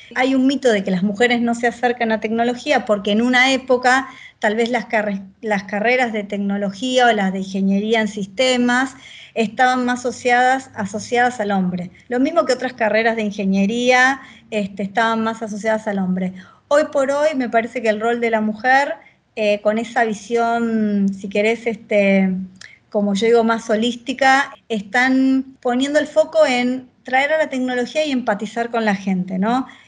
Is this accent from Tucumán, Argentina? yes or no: no; Victoria, Buenos Aires Province, Argentina; Viví toda la vida en Buenos Aires, soy oriunda de, de, Buenos Aires, vivo en la provincia de Buenos Aires, aunque nací en Capital Federal